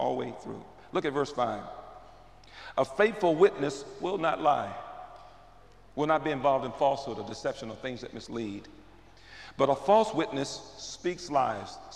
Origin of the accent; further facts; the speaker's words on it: St. Louis, Missouri, United States; I grew up in North St. Louis